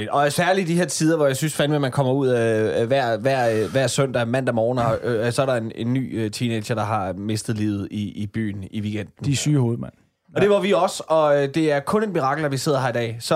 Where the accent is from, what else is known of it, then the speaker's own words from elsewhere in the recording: Kalundborg, Zealand, Denmark; jeg er fra Kalundborg